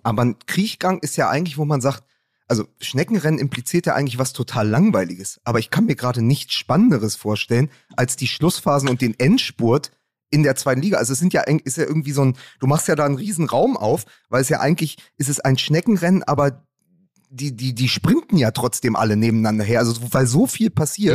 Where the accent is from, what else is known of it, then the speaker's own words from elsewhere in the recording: Berlin, Germany; als Berliner